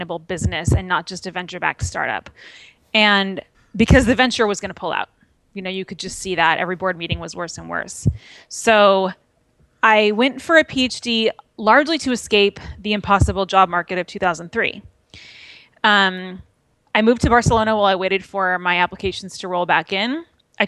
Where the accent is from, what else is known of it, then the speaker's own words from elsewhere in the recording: Manhattan Beach, California, United States; moved away as an adult; also born or lived in Bay Area; I'm from a beach town in Los Angeles called Manhattan Beach